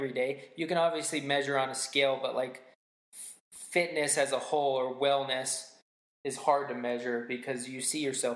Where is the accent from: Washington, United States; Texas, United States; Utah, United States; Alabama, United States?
Utah, United States; I grew up in Utah